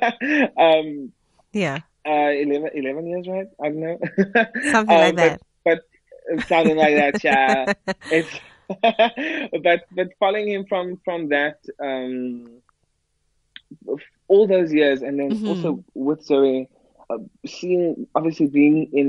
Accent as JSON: {"language": "English", "country": "South Africa", "said": "I'm a South African pianist"}